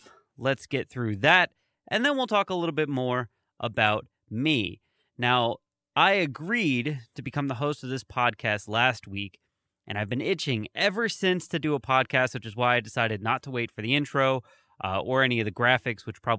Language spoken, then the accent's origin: English; San Diego, California, United States; I am from San Diego. I am in San Diego. I am essentially a lifelong San Diego Chargers fan.